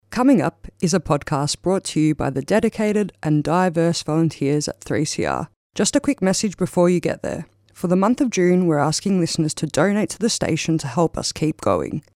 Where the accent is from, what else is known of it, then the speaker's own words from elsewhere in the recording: Mudgee, New South Wales, Australia; moved away as an adult; now in Queensland, Australia; I grew up in Mudgee until I was 18